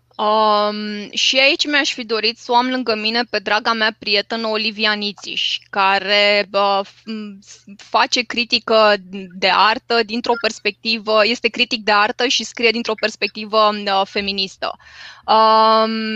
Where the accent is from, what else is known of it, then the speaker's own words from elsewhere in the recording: Romania; m-am născut în România